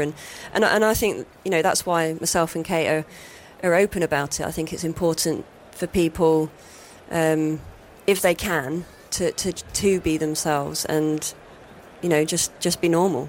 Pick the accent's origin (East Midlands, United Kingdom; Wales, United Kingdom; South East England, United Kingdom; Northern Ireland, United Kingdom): East Midlands, United Kingdom; Nottingham; growing up in Nottingham